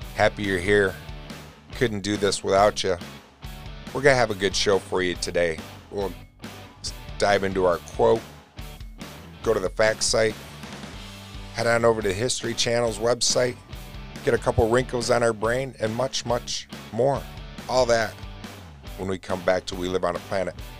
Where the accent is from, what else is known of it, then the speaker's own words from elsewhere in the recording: New York, United States; I'm born and raised in New York.